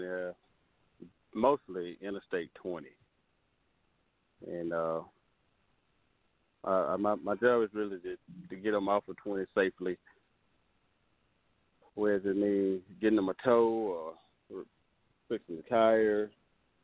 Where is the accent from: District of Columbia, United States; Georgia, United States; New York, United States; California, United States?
Georgia, United States; from Georgia, and I am 47